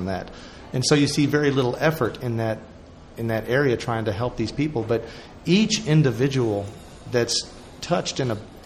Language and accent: English; United States; as an American